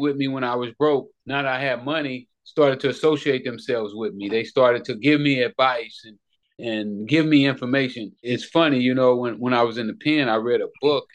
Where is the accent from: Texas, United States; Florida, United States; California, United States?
California, United States; Los Angeles; I grew up in Hoover Crip Hood. You know, at that time, they was the biggest gang in Los Angeles